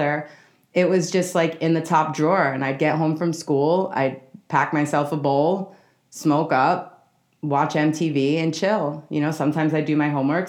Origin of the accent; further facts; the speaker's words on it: New York City, New York, United States; I'm from New York City, grew up in Manhattan